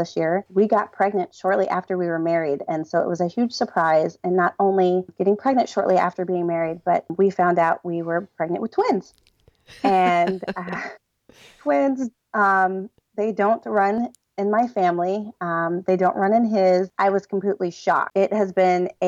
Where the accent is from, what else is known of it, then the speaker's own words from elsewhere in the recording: Delaware, United States; I'm from Delaware.